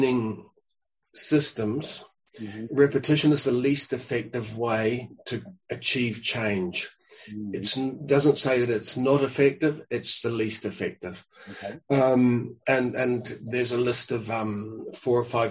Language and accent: English; New Zealand; moved away; also born or lived in Spain; I'm a New Zealander. I came to Europe to wander around with a squash racket